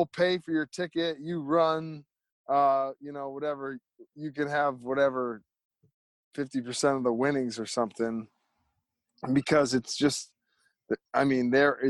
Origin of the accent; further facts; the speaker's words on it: Manchester, Connecticut, United States; it's right next to the town I grew up in, Manchester, Connecticut